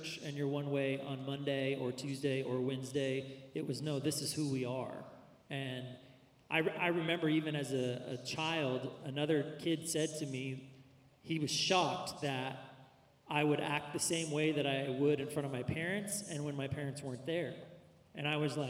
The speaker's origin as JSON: {"language": "English", "region": "Central California", "country": "United States", "tie": "born or raised there", "said": "I grew up mostly in Central California"}